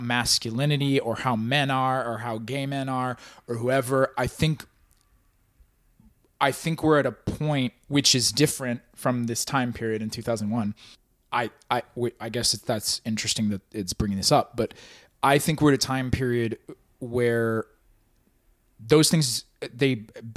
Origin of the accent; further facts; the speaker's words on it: Ohio, United States; I live in Ohio. I mean, I'm from Ohio